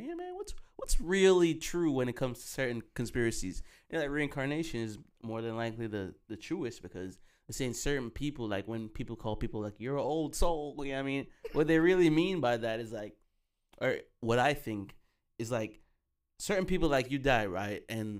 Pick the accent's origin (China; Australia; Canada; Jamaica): Jamaica; I don't know, man, because we're Jamaican, so, you know, we come different when it comes to food.